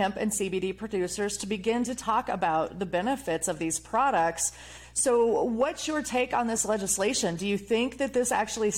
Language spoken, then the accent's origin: English; Iowa, United States; My home state is Iowa